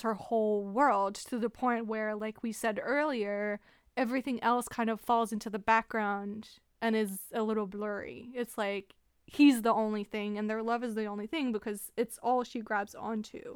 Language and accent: English; Canada; we're Canadian